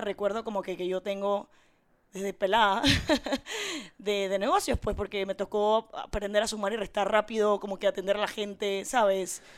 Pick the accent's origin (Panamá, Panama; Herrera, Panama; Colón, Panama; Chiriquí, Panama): Panamá, Panama; Panama City, Panama; en mi certificado de nacimiento, yo soy de Curundú